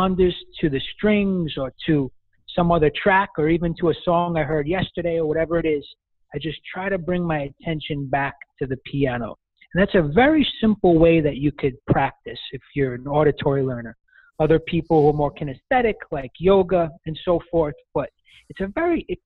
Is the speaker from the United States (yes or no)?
yes; New York City, New York, United States; accent: Brooklyn; I hail from Brooklyn, New York, and I currently live there now